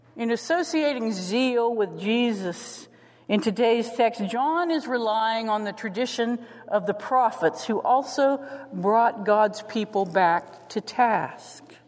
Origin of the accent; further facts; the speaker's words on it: St. Clairsville, Ohio, United States; I was from St. Clairsville.